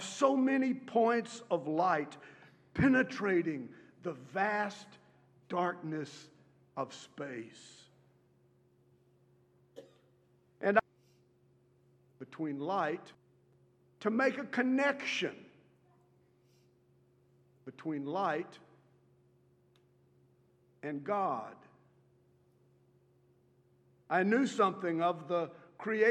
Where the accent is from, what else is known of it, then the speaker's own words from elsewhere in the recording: Beeville, Texas, United States; when I was growing up in Beeville, Texas